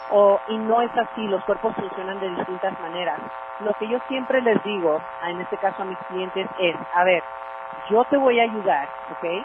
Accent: Mexico; Ahora, ¿cuál es el mayor error? es que todos, y como buenos mexicanos, nos vamos a los excesos.

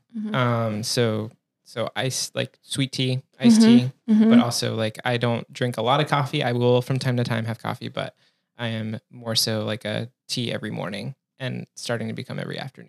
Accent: Western North Carolina, United States; now in Maryland, United States; I've been in Maryland for a lot longer now at this point, but yes. Yeah. I mean, I grew up in Western North Carolina, so always typically had four seasons, but also like have lived at the mountains, have lived at the beach

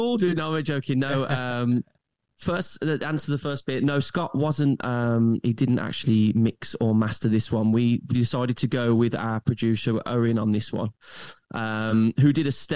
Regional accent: Birmingham, West Midlands, United Kingdom; being a Brummie, I'm very, very, very proud of my city

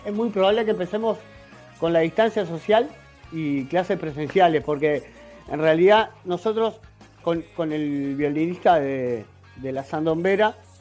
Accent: La Paz, Canelones, Uruguay; also born or lived in San Ramón, Canelones / Montevideo; Estoy en Canelones, donde, donde nací, donde me crié

